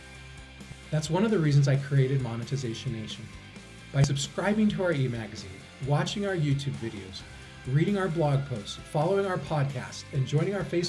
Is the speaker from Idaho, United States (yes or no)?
yes; Idaho, United States; potatoes from my hometown